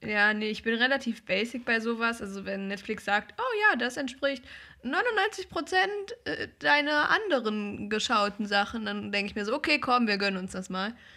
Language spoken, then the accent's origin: German; Germany; als Deutscher